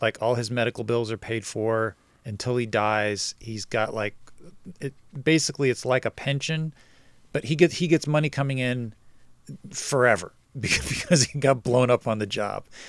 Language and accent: English; New Jersey, United States; moved away; also born or lived in Brooklyn, New York; I grew up in New Jersey